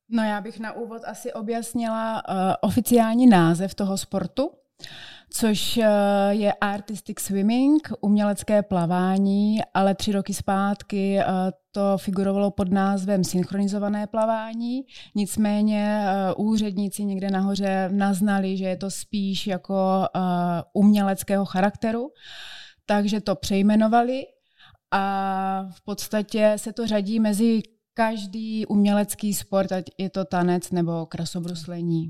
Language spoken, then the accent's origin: Czech; Brno, South Moravian Region, Czechia; já jsem z Brna